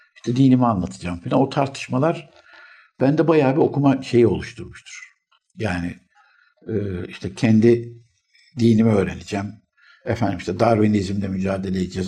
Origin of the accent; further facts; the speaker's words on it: Istanbul, Turkey; İstanbul doğumluyum.